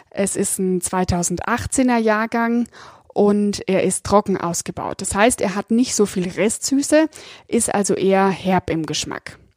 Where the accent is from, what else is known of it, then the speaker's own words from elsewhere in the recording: Bavaria, Germany; Das ist für mich als Fränkin und Silvaner Liebhaberin natürlich super